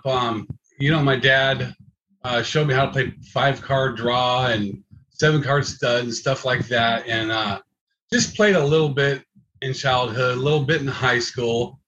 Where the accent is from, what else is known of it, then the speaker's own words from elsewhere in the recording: Phoenix, Arizona, United States; I'm born and raised in Phoenix